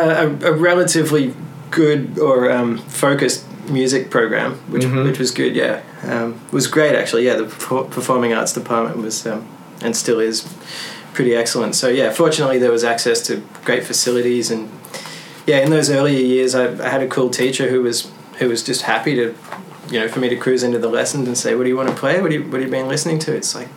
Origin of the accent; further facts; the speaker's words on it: Melbourne, Victoria, Australia; of you guys didn't get that, I'm from Australia.